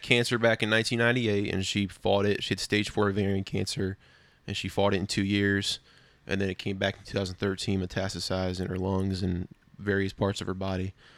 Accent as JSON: {"language": "English", "area": "Prince William County", "region": "Virginia", "country": "United States", "tie": "born or raised there", "said": "I was born and raised in Prince William County, Virginia"}